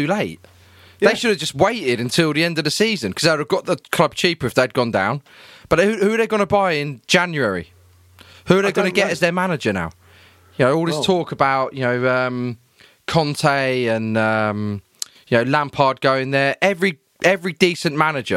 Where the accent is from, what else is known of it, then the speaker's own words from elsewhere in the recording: Peterborough, East of England, United Kingdom; I'm from Peterborough